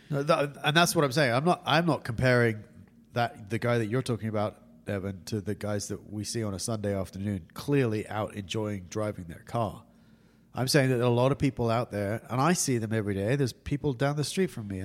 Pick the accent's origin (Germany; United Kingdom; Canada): United Kingdom; England; now in California, United States; I'm English